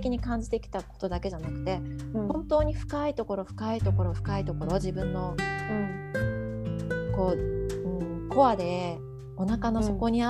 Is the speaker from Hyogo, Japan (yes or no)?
no; Hiroshima, Japan; now in Singapore; 私は広島で生まれて